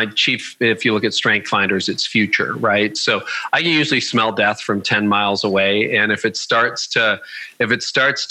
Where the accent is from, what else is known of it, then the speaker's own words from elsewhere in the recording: Canada; I'm Canadian